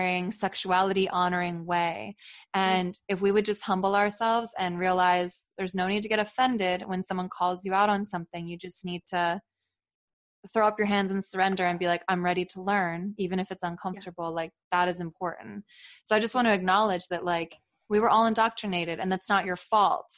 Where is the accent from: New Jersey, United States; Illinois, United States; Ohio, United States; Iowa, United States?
New Jersey, United States; I'm from New Jersey